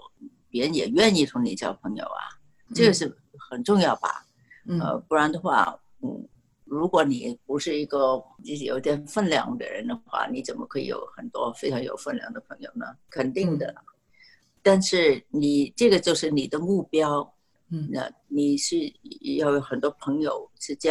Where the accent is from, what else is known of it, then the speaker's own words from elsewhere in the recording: China; 你看看呢，呃，川普这样说的话，所有的人都很恨我们中国人了。